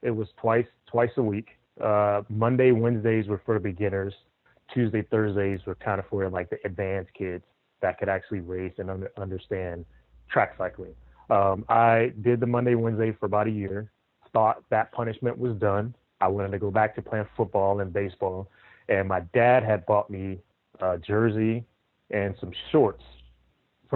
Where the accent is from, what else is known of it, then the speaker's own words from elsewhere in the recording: Compton, California, United States; born and raised in Compton, California